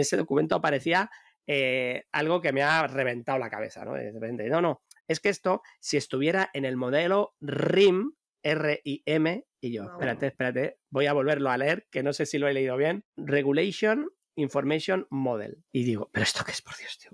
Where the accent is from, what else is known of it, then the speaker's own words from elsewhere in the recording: Madrid, Community of Madrid, Spain; now in Bilbao, Spain; Yo en mi propio barrio, donde yo nací en, Madrid, en un, barrio de, de, hortaleza, de obreros